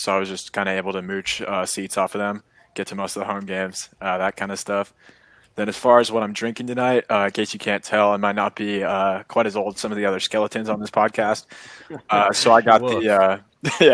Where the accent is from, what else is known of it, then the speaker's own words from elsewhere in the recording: Seattle, Washington, United States; I'm born and raised in Seattle